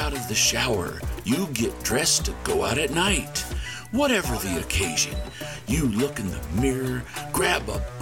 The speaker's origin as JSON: {"language": "English", "town": "Independence", "region": "Missouri", "country": "United States", "tie": "born or raised there", "said": "my hometown of Independence, Missouri"}